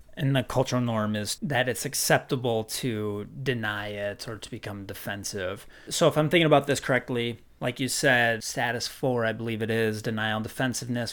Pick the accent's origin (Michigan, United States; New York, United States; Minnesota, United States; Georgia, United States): Minnesota, United States; growing up in Minnesota